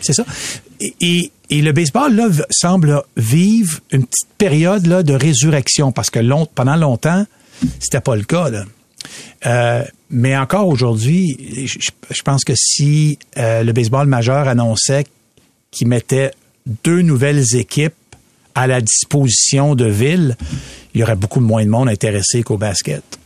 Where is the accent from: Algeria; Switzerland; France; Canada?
Canada; Quebec City, Quebec; moved away; j'ai grandi à Québec, puis j'étais lanceur dans notre équipe